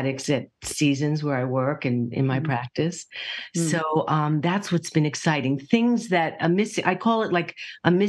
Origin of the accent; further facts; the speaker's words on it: New York, United States; I'm a New Yorker